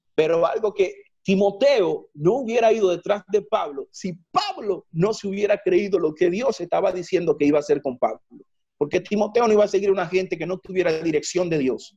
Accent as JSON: {"language": "Spanish", "town": "Santiago de los Caballeros", "region": "Santiago", "country": "Dominican Republic", "moved": "as an adult", "lives_now": "Colombia", "said": "desde que salí de República Dominicana a Colombia, he tenido planes de volver a República Dominicana, a Santiago más que todo"}